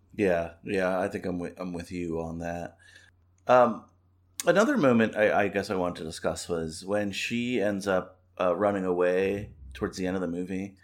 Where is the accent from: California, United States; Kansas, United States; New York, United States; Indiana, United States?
New York, United States; I'm from New York